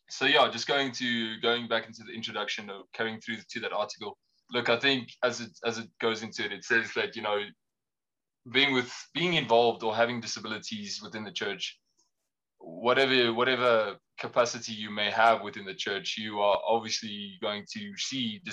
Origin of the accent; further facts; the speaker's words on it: Pretoria, Gauteng, South Africa; I was born and raised in Pretoria